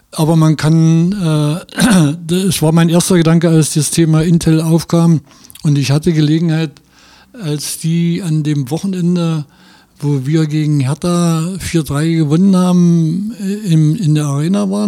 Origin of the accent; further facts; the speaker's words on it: Altenweddingen, Saxony-Anhalt, Germany; born there; also born or lived in Magdeburg; Nee, nee, ich bin nicht in Magdeburg geboren, ich bin in Altenweddingen geboren.